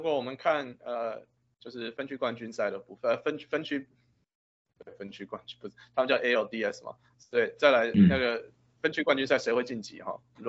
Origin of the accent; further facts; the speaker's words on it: Canada; 可是我不能改，因为我是加拿大人，没办法，不好意思。